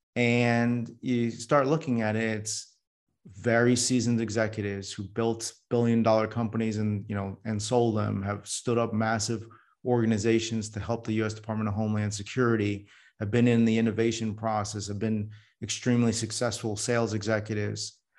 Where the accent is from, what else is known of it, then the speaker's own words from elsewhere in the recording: New York City, New York, United States; now in Silicon Valley, United States; I was born in New York City